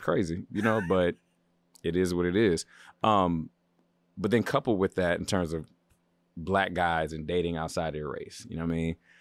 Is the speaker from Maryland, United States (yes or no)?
yes; Baltimore, Maryland, United States; moved away as an adult; now in Los Angeles, United States; I'm from the East Coast. I'm from Baltimore.